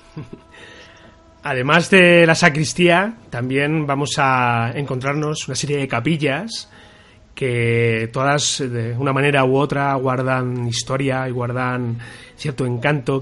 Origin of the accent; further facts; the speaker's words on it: Toledo, Castilla-La Mancha, Spain; nosotros que somos de Toledo